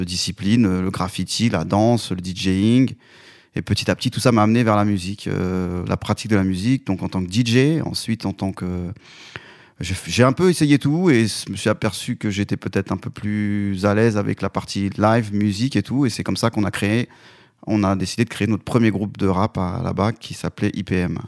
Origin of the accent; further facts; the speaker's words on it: Vénissieux, Auvergne-Rhône-Alpes, France; also born or lived in Côte d'Ivoire; moi je viens de j'étais dans la banlieue lyonnaise à Vénissieux. On est parti euh, pendant mon adolescence faire quelques années en Côte d'Ivoire. Ensuite on est revenu toujours euh, en 89